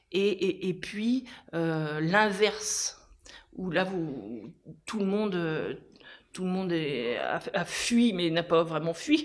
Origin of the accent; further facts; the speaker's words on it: Aubigny-sur-Nère, Centre-Val de Loire, France; moved away as an adult; also born or lived in Bourges / Orléans / Paris; je suis euh, une enfant du centre-ville d'Aubigny puisque mes parents étaient commerçants. Et je suis née ici et je suis revenue ici après quelques passages dans d'autres villes.